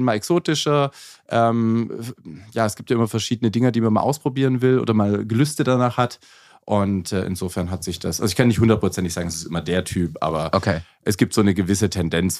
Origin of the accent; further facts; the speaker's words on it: Fellbach, Baden-Württemberg, Germany; moved away as an adult; also born or lived in Dortmund; now in Berlin, Germany; ich komme ursprünglich aus dem Schwabenländle